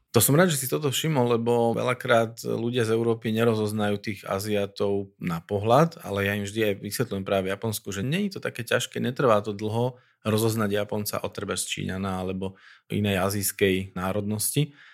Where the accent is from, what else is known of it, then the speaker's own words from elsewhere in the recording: Slovakia; že tu sme Slováci